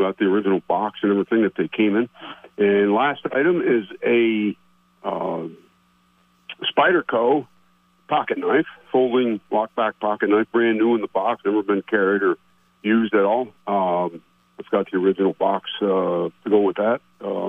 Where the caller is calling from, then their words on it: Plattsburgh, New York, United States; calling from Plattsburgh again.